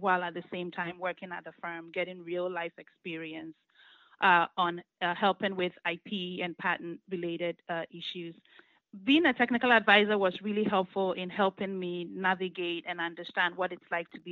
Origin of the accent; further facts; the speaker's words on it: Ghana; moved away as an adult; now in United States; I was born and raised in Ghana, and I came to the U.S. To attend college